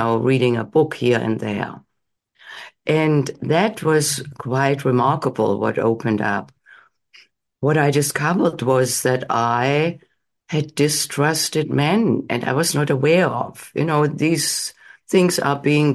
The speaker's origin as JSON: {"language": "English", "country": "Germany", "tie": "born or raised there", "moved": "as an adult", "lives_now": "United States", "said": "I grew up in Germany. I came to the United States in my late 20s"}